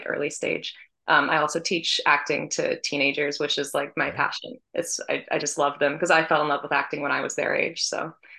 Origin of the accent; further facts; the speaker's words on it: Washington, United States; moved away as an adult; now in New York City, United States; So I grew up in Washington State, moved to New York City to study acting at NYU Tisch.